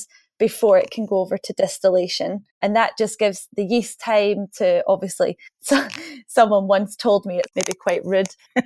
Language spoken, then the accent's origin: English; Scotland, United Kingdom; because we're Scottish, we don't like to waste anything here.